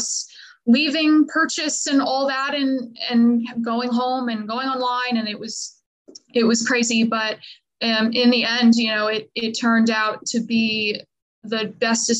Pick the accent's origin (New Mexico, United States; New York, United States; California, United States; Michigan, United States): New York, United States; Long Island; now in Nashville, United States; I am originally from Long Island, New York.